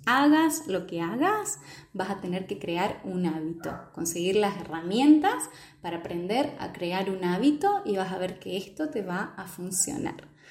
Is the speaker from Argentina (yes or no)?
yes; Argentina; soy de Argentina